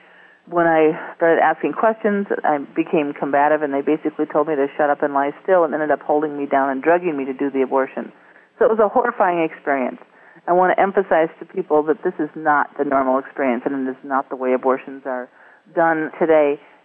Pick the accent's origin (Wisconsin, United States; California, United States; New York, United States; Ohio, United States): Wisconsin, United States; shortly after I started a general practice in my hometown in northern Wisconsin